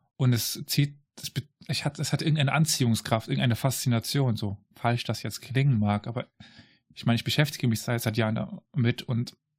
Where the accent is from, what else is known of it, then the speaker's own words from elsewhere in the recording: Saarland, Germany; ich komme aus dem Saarland.